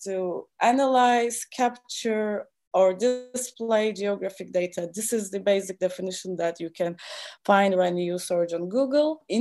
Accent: Istanbul, Turkey; moved away as an adult; also born or lived in Stockholm, Sweden; now in Germany; Istanbul, my hometown

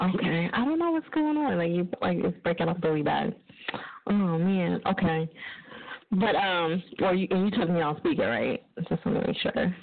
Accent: New Jersey, United States; I'm from Jersey. We mispronounce everything

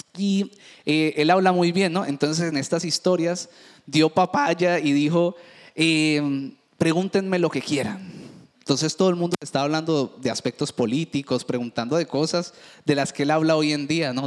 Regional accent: Cali, Valle del Cauca, Colombia; Yo que me crié en el Valle del Cauca, en Cali

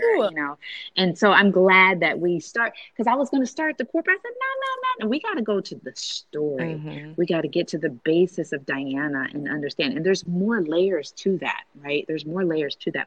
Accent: Fostoria, Ohio, United States; I was raised in Fostoria, Ohio.

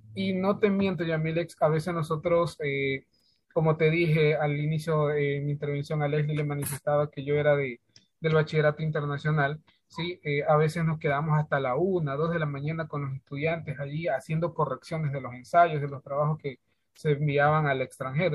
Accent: Santa Elena, Ecuador; de acá de la provincia de Santa Elena.

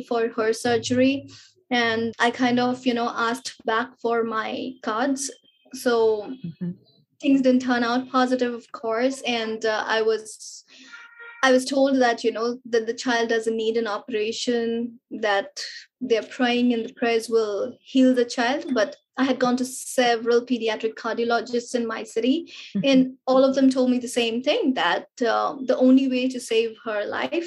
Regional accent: India; being an Indian, you know, and being raised with those Indian culture and the social upbringing

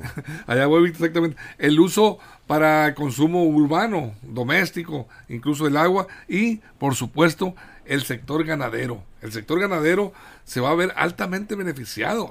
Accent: Sinaloa, Mexico; somos sinaloenses

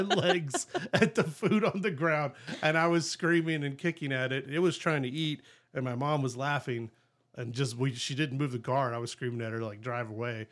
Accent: Southeast Texas, United States; we grew up in Southeast Texas, both of us

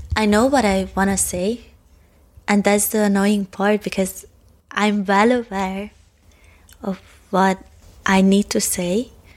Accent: Hungary; first language Hungarian; English is a second language; it's my second language and I have all my complex thoughts in Hungarian

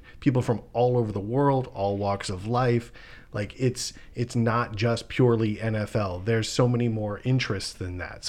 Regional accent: Ohio, United States; moved away; I'm originally from Ohio, born and raised Cleveland Browns fan.

